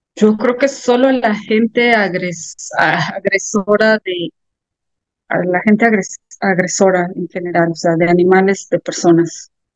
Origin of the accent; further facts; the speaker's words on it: Celaya, Guanajuato, Mexico; soy una escritora de Celaya, Guanajuato